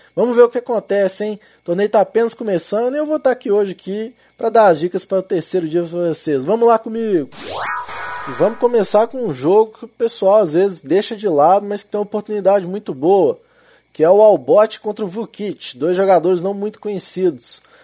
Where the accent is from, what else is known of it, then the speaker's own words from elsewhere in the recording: Minas Gerais, Brazil; accent: mineiro; Com meu sotaque aqui de mineiro